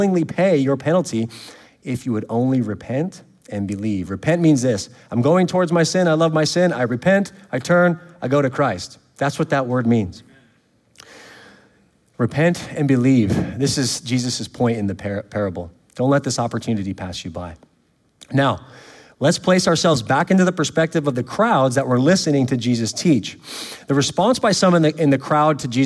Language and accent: English; California, United States; now in Louisiana, United States; I'm from California